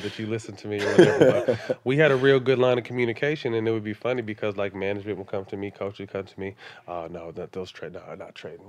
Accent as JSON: {"language": "English", "town": "Sacramento", "region": "California", "country": "United States", "tie": "born or raised there", "said": "You know, Sacramento being my hometown, you were a guy out there."}